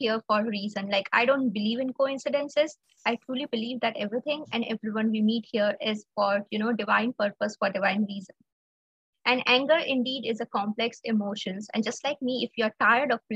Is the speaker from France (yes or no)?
no; India; I'm from India